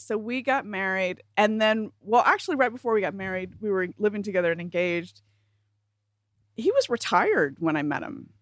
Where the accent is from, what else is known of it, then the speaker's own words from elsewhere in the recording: South Carolina, United States; moved away; when I was still living in South Carolina and I was a teenager.